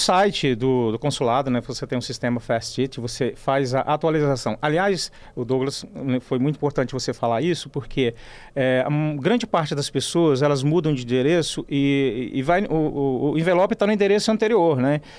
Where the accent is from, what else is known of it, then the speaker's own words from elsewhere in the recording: Brazil; Nós somos italianos, estamos aqui no Brasil, é a nossa pátria